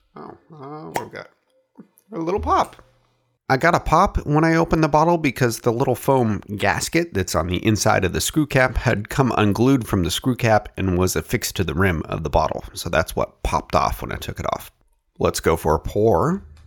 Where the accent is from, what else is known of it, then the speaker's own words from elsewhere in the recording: Oregon, United States; my home state of Oregon